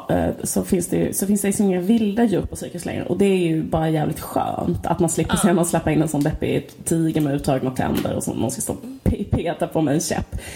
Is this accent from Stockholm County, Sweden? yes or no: yes; Stockholm, Stockholm County, Sweden; det var det man gjorde som barn i Stockholm.